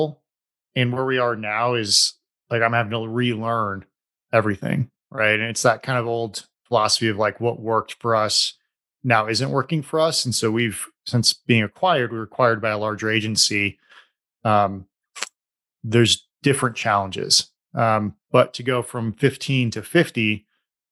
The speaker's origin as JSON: {"language": "English", "town": "Bend", "region": "Oregon", "country": "United States", "tie": "born or raised there", "said": "Bend, Oregon, which is my hometown"}